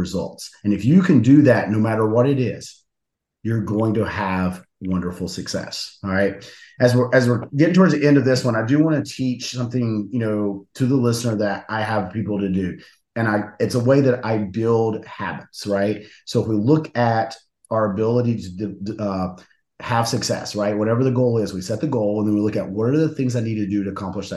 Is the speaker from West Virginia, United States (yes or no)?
yes; West Virginia, United States; moved away; I'm from West Virginia originally.